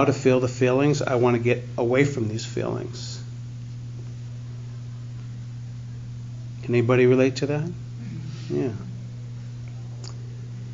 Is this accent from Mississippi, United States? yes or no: no; Boston, Massachusetts, United States; growing up in the Boston area